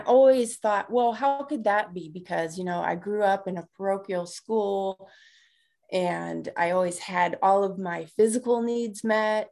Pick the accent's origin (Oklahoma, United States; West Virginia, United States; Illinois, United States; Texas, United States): Illinois, United States; Markham; moved away as an adult; I grew up on the south side of Chicago in a little town called Markham